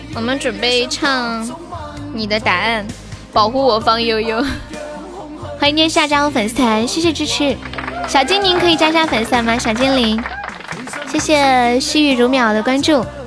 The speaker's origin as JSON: {"language": "Chinese", "region": "Sichuan", "country": "China", "said": "我是四川的"}